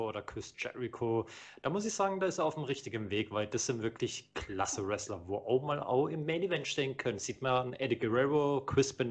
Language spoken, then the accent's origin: German; Croatia; Als Kroate sieht man kroatisches Tag-Team.